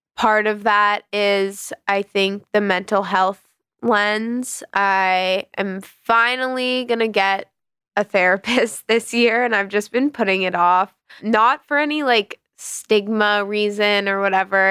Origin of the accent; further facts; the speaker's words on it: New York, United States; I grew up in the West Village